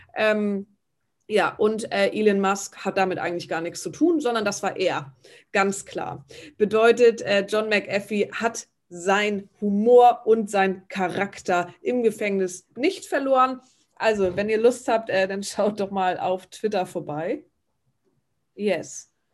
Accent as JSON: {"language": "German", "region": "Northern Germany", "country": "Germany", "said": "bei uns im Norden"}